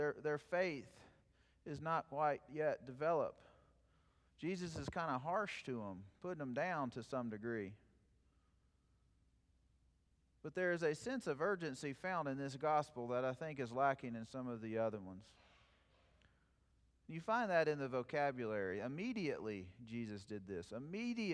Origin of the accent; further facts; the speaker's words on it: South Plains of Texas, United States; moved away; my hometown